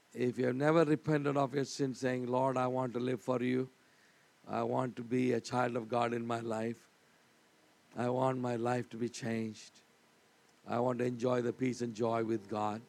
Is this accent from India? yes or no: yes; India; I'm from India.